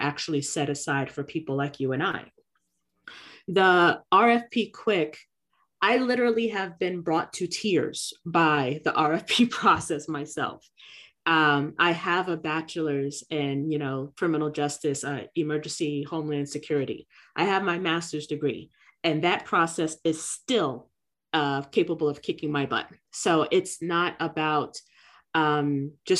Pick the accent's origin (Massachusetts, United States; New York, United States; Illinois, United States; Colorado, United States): New York, United States; New York City; now in Florida, United States; my community growing up in Brooklyn